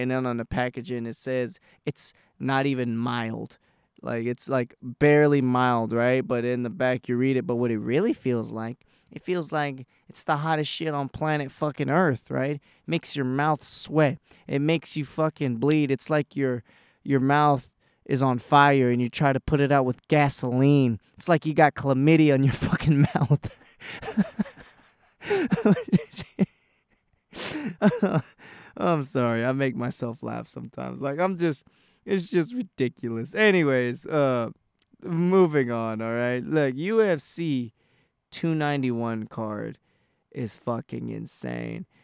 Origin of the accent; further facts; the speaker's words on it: Texas, United States; I'm from Texas